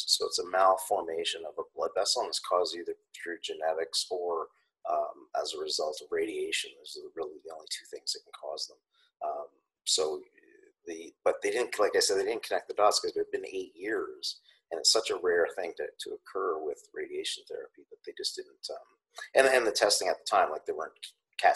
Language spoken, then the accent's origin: English; Canada; I'm Canadian